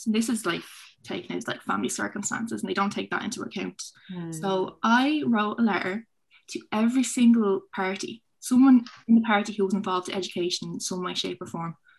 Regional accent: Dublin, Leinster, Ireland; I'm from Finglas, so it's a disadvantaged area

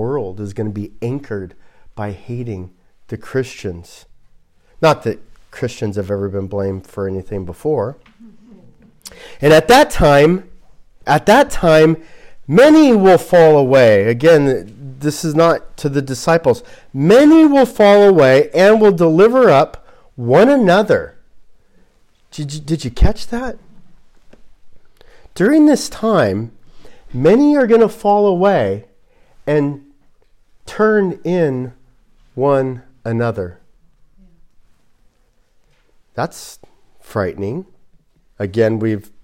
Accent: Glendale, California, United States; moved away; where I grew up in Glendale, right next to it is Caltech

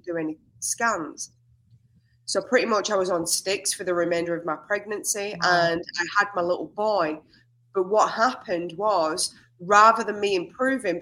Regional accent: England, United Kingdom; moved away as an adult; now in Australia; So I'm an English woman that arrived in Australia 16 years ago

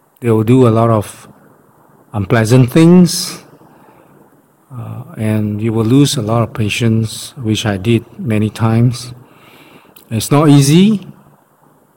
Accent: Malaysia; we are from Malaysia

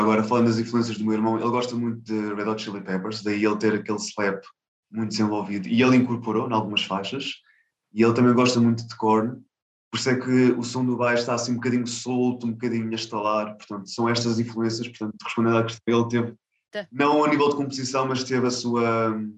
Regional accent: Lisbon, Portugal; eu nasci em Lisboa, em uh -huh. Portugal, Uhum. Uh, só que tenho origens indianas, dos dois lados

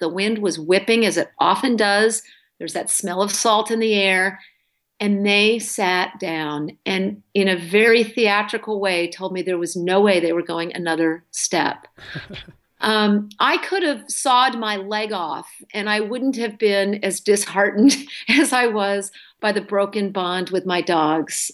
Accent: New England, United States; moved away as an adult; also born or lived in Wyoming; now in Alaska, United States; I grew up in New England

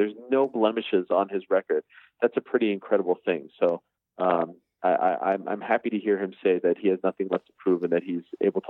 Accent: Montreal, Quebec, Canada; it's Montreal, it's my hometown

